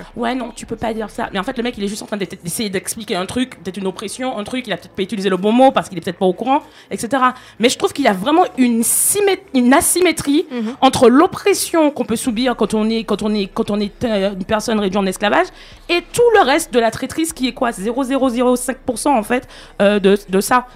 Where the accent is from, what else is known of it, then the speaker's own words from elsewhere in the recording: Martinique; moi, par exemple, en tant que Martiniquaise